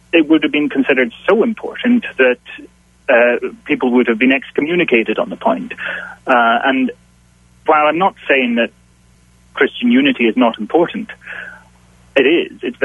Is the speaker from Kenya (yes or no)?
no; Isle of Skye, Scotland, United Kingdom; now in Glasgow, United Kingdom; I'm based in Glasgow in Scotland, but originally I'm from the Isle of Skye in the Hebrides in the northwest.